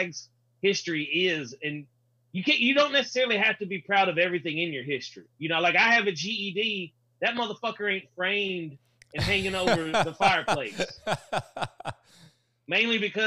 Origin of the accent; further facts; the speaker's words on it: the South, United States; I grew up in the South